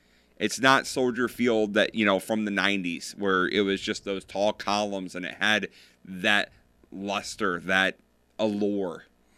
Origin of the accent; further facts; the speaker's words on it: Rockford, Illinois, United States; I, for the longest time, grew up in the Rockford area, and I always tell people around here that I was from Chicago.